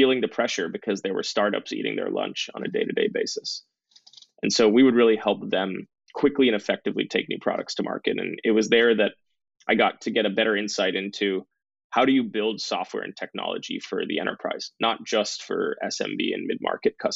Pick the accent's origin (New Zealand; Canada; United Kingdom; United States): United States; Bay Area near San Francisco, California; I grew up in the Bay Area near San Francisco, so in the heart of Silicon Valley